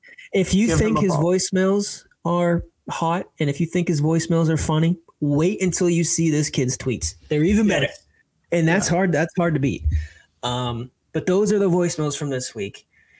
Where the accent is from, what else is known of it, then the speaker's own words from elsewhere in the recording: Plymouth, South West England, United Kingdom; because I'm actually from Plymouth, where they set off and have walked past the Mayflower steps